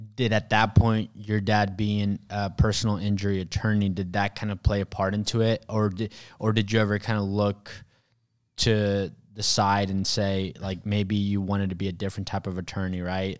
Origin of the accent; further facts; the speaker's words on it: Mexico; moved away; I was actually born in Mexico.